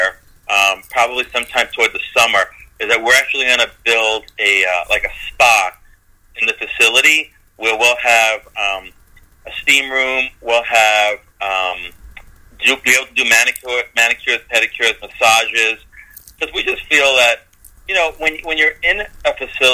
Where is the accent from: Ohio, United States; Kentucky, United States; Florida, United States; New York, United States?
New York, United States; New York City; now in Pennsylvania, United States; I'm from Brooklyn too, so you know, we had like one tree on the block over here